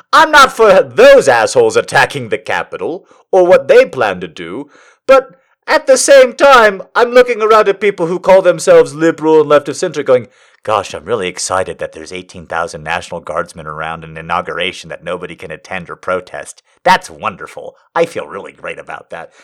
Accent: United States; as an American

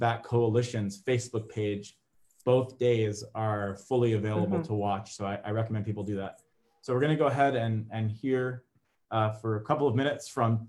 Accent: Miami, Florida, United States; growing up in Miami

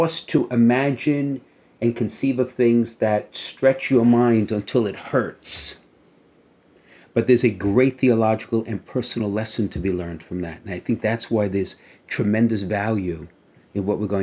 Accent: New York City, New York, United States; growing up in Brooklyn

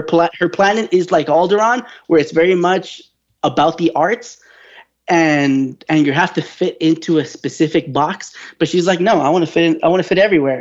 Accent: California, United States; as a Californian

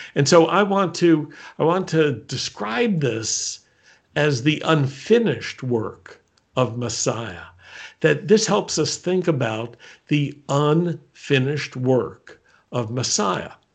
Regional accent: United States; I was born in America

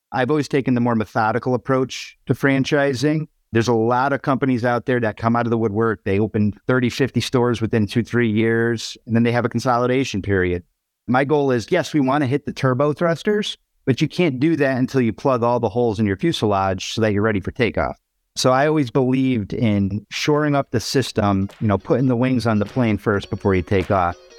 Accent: Waterbury, Connecticut, United States; my hometown of Waterbury, Connecticut

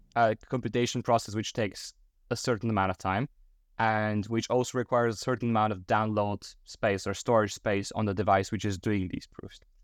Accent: Bulgaria; moved away; back in my home country, Bulgaria

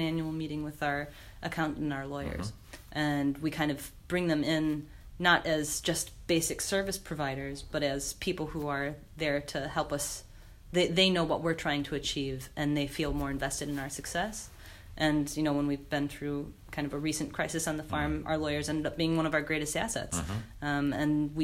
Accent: United States; now in North Canterbury, New Zealand; I'm American

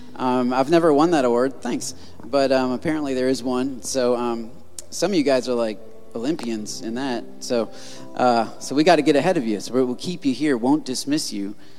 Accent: Michigan, United States; I'm from Michigan

